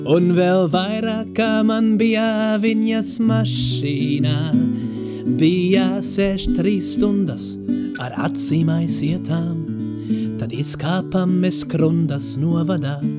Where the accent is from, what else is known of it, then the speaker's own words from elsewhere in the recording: Ruhr area, North Rhine-Westphalia, Germany; Latvian is a second language; now in Latvia; īstenībā ne, ne, ne vācietis kā tāds, bet man liekas, esmu diezgan no savā rajončika, e, e, Rūra apgabals